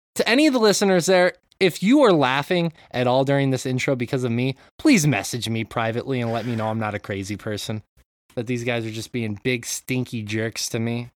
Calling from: Japan; I'm calling in from Japan

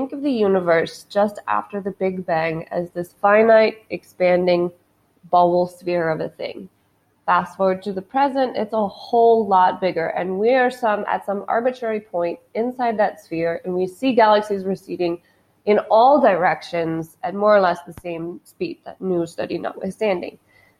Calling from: Lahore, Punjab, Pakistan; I'm recording this from Lahore in Pakistan.

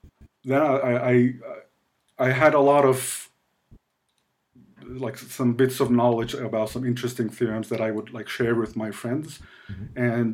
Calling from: Ankara, Turkey; I am joining you from Ankara, Turkey, which is the capital of Turkey in the middle.

